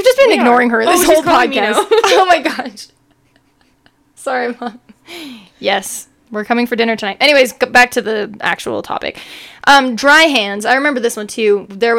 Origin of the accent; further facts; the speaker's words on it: Mapleton, Utah, United States; we're from Utah, {S1} yeah. {S0} By the way. Mapleton's a city in Utah, and we've moved around.